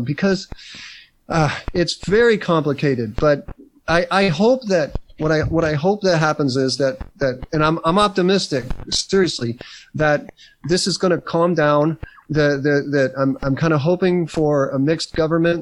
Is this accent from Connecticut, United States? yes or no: yes; Northern Connecticut, United States; When I was growing up in Northern Connecticut